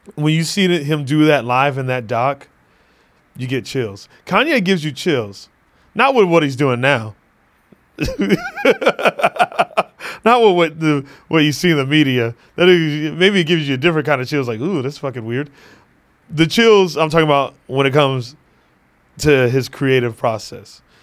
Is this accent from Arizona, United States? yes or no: yes; Phoenix, Arizona, United States; my hometown, uh, Phoenix, Arizona